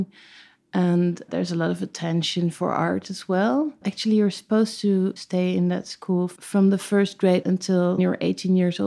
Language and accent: English; The Hague, South Holland, Netherlands; moved away as an adult; also born or lived in Amsterdam / Ilpendam; then I moved to The Hague, and I've lived there until I was 18